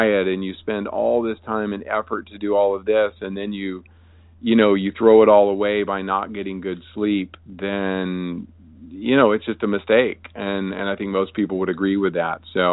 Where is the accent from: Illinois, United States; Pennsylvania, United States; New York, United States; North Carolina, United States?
North Carolina, United States; Wilmington; my hometown of Wilmington, North Carolina